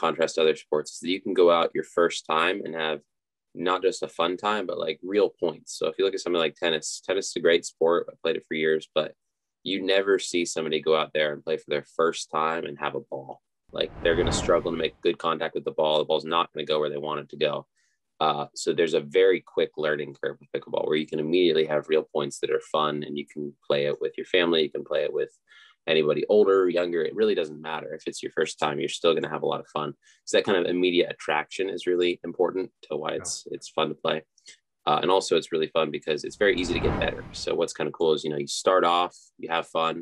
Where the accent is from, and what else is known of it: Laytonsville, Maryland, United States; born or raised there